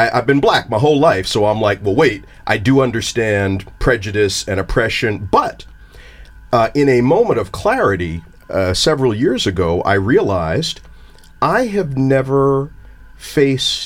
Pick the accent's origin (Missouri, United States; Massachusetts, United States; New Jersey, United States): New Jersey, United States; my home state of New Jersey